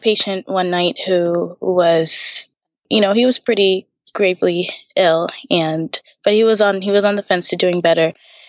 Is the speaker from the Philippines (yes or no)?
no; Tanzania; We're from Tanzania originally. So we moved around a couple of places, but mostly in Africa.